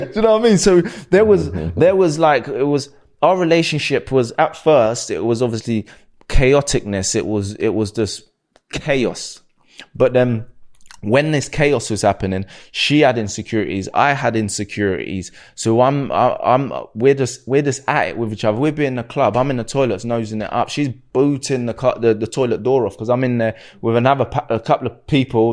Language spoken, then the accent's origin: English; Slough, South East England, United Kingdom; I'm from Slough